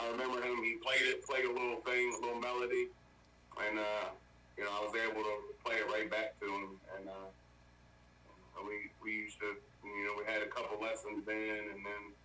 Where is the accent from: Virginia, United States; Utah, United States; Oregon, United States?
Virginia, United States; Louisa; also born or lived in Warrenton, Virginia; Moved to Louisa here, where I've been staying for, up till now, when I was about 1 year old